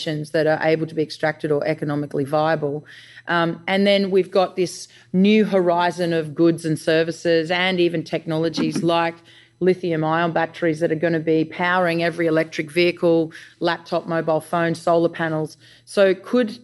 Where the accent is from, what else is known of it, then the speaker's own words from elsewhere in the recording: Australia; I'm an Australian founder